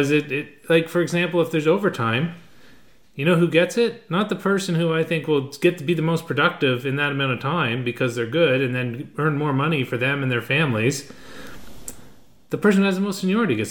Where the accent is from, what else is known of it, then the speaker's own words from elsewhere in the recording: Canada; We're all Canadian.